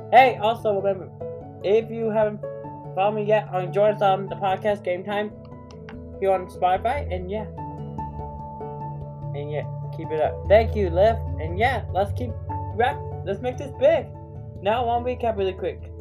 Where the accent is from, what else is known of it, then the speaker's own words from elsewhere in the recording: Texas, United States; I'm from Texas